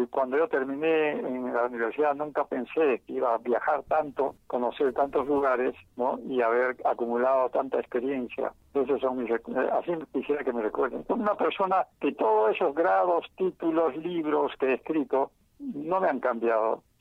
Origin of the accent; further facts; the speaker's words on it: Peru; first language Quechua; Spanish is a second language; una persona que nació en un pueblo pequeño y siguió hablando el quechua hasta sus últimos días, se apropió del inglés como un medio eficaz para poder globalizarse